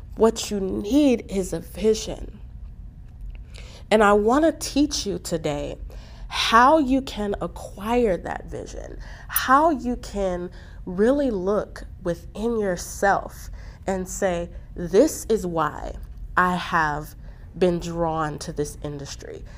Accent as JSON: {"language": "English", "country": "Spain", "moved": "yes", "lives_now": "United Kingdom", "said": "I am from Spain, but I do live in the UK."}